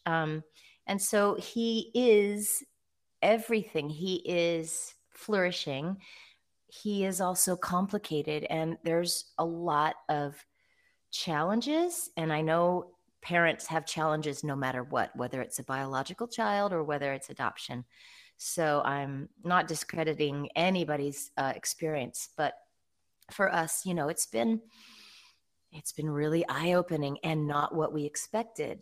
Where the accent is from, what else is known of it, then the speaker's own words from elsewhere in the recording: Eugene, Oregon, United States; my hometown of Eugene, Oregon